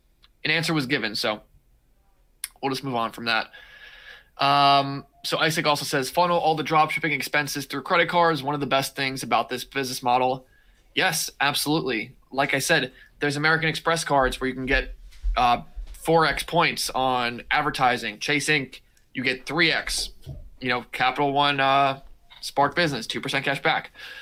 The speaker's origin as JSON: {"language": "English", "country": "India", "said": "I'm from India and I want to get started."}